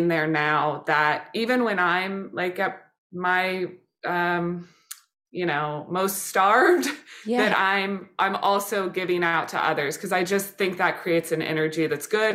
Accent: Kansas City, Missouri, United States; now in New York, United States; We grew up in Kansas City, been watching games since then

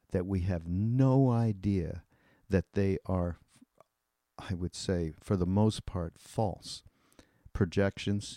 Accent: Canada; I'm Canadian

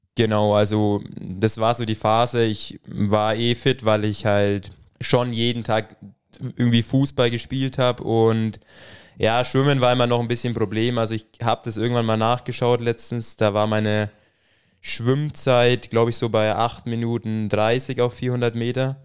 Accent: Ruppmannsburg, Bavaria, Germany; Bin aus dem schönen Ruckmannsburg. Wird jetzt wahrscheinlich nicht wirklich vielen von euch irgendwas sagen. Das ist in der Nähe von Talmessing, ein kleiner Ort

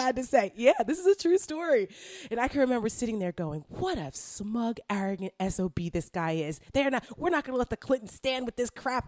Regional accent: Bergen County, New Jersey, United States; moved away; I'm from Bergen County

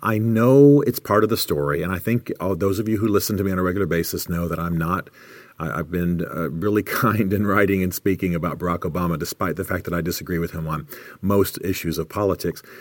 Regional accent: United States; as an American

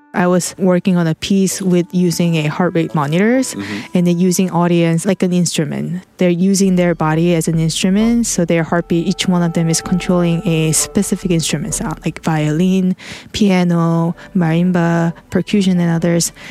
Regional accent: South Korea; moved away; Since I was originally from South Korea, I was missing the physical presence of my family and friends

